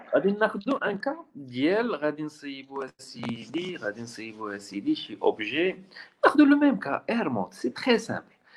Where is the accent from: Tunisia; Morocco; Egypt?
Morocco; حنا عندنا في المغرب